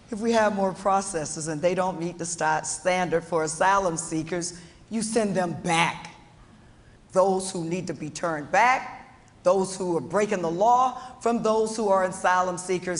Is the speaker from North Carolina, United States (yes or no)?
no; Florida, United States; I grew up in Florida